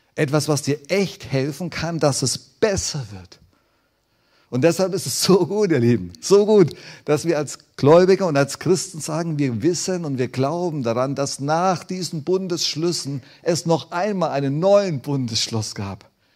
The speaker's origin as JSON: {"language": "German", "country": "Germany", "said": "wir Deutsche"}